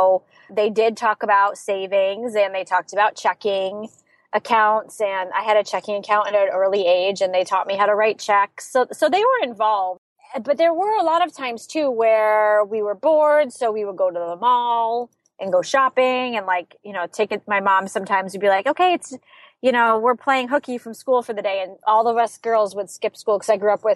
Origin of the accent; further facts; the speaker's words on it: Saratoga Springs, New York, United States; I grew up in Saratoga Springs, New York